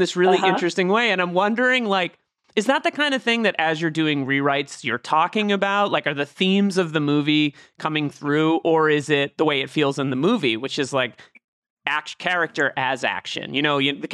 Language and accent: English; Boston, Massachusetts, United States; I'm from Boston. I grew up there.